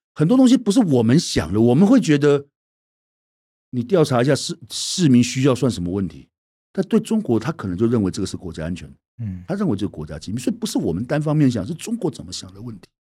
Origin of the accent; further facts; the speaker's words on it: Taiwan; 过去我们所受的教育，在台湾